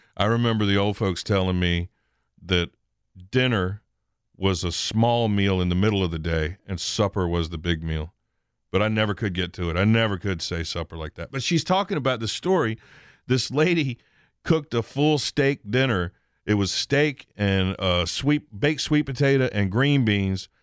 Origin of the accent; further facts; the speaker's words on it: United States; library that I went to when I was a kid on the Eastern Shore